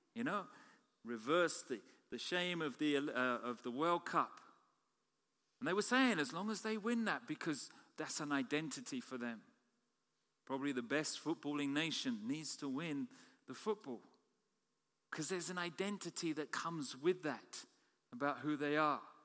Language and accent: English; United Kingdom; also born or lived in Canada; I'm a Canadian citizen as well as British